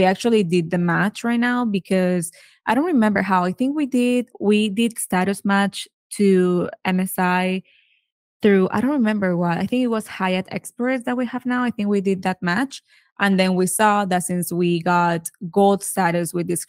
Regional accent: Venezuela; moved away as an adult; now in United States; So we are both from Venezuela. We moved to the States back in 2010.

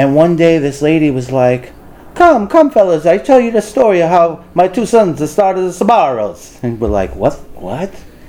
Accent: New York, United States; I grew up on Avenue U

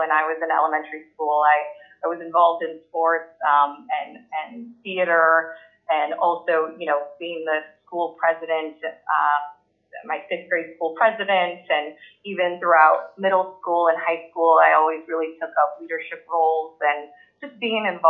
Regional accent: Los Angeles, California, United States; I grew up here in Southern California, so have some roots here in Los Angeles

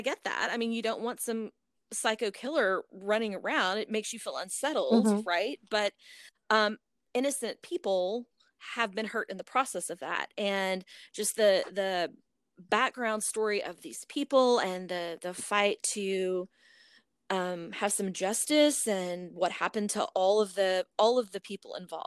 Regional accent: North Texas, United States; I'm from the North Texas area

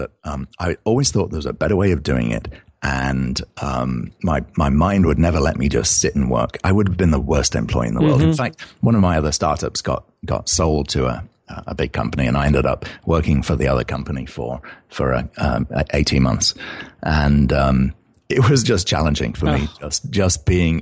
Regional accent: United Kingdom; accent: British; I'm British, as you can originally, as you can tell here, from my accent

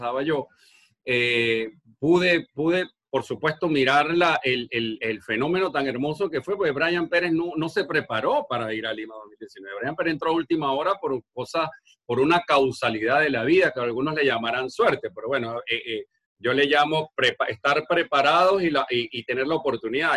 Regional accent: Margarita Island, Nueva Esparta, Venezuela; moved away; Yo soy de la isla de Margarita, al oriente de, Venezuela

